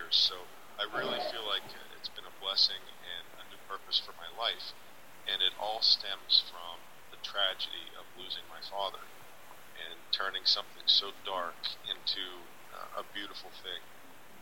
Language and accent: English; Pittsburgh, Pennsylvania, United States; also born or lived in Los Angeles; I moved back from Los Angeles to Pittsburgh, my hometown